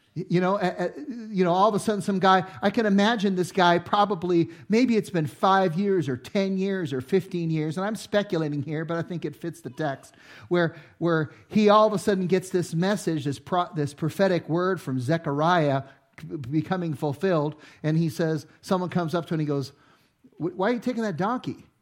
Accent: Los Angeles, California, United States; I grew up in Los Angeles in the inner city

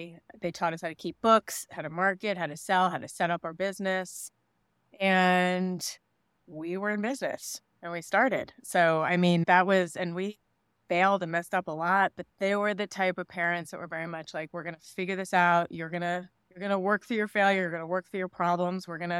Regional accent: New York, United States; I grew up in New York.

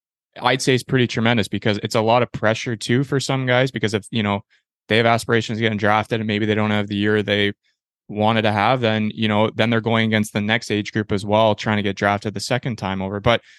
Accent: Peterborough, Ontario, Canada; I grew up in Peterborough before, so I know the OHL route

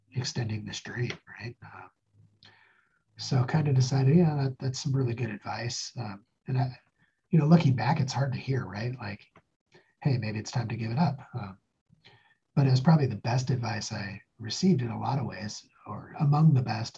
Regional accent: Spokane, Washington, United States; moved away as an adult; also born or lived in northern Idaho / Stillwater, Oklahoma / Reno, Nevada; I grew up near Spokane, part of my life in northern Idaho, part of my life uh, outside Spokane.

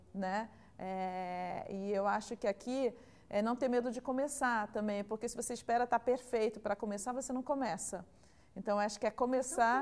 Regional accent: Rio de Janeiro, Brazil; moved away as an adult; now in São Paulo, Brazil; sou carioca, mas estou há 17 anos já em São Paulo

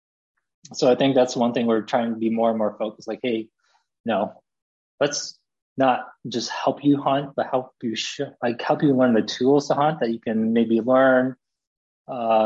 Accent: Michigan, United States; born or raised there; also born or lived in South Korea

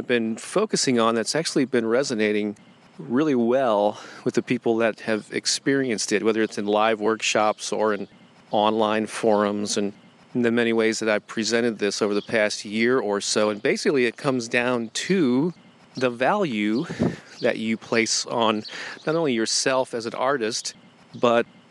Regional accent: St. Louis, Missouri, United States; St. Louis, Missouri, my hometown

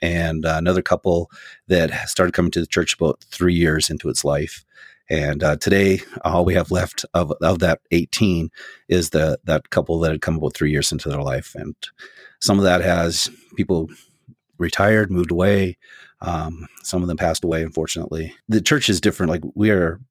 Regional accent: Saskatchewan, Canada; moved away as an adult; also born or lived in Wyoming; now in Red Lodge, United States; I'm from the Canadian prairies. That's Saskatchewan, where it doesn't get much flatter. And I grew up there

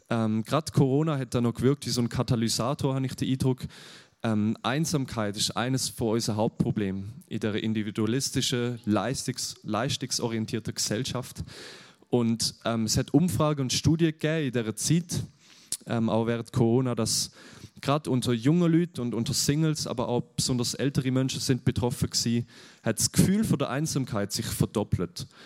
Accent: Germany; ich bin aus Deutschland, ich bin jetzt nicht aus der Schweiz, genau darum. Das hört man manchmal mehr, wenn ich nervös bin, genau.

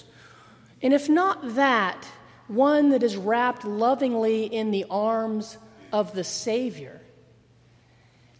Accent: United States

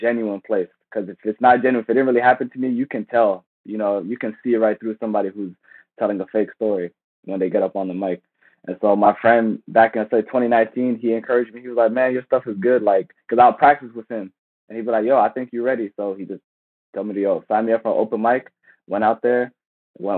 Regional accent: Silver Spring, Maryland, United States; Silver Spring, Maryland, my hometown.

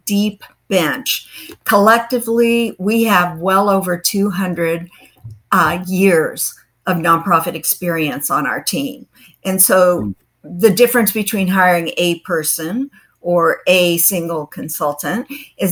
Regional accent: southern Missouri, United States; moved away as an adult; also born or lived in Kansas City; now in Florida, United States; We say it that way where I'm from, and that's in the southern part of Missouri. And so I grew up there

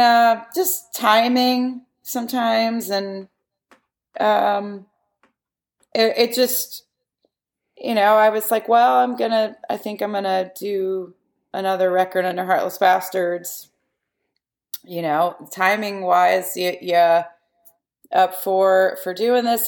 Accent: Yellow Springs, Ohio, United States; we grew up near Yellow Springs, Ohio

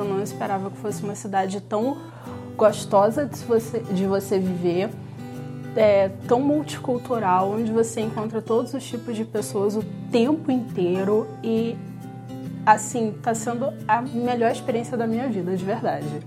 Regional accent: Macaé, Rio de Janeiro, Brazil; moved away as an adult; eu sou da cidade de Macaé, no estado do Rio de Janeiro

